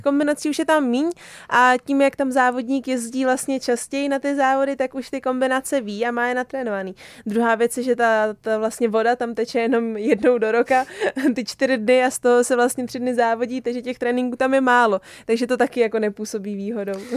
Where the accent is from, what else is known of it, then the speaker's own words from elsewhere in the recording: Roudnice nad Labem, Ústí nad Labem Region, Czechia; já jsem vlastně rodě, do, rodačka z Roudnice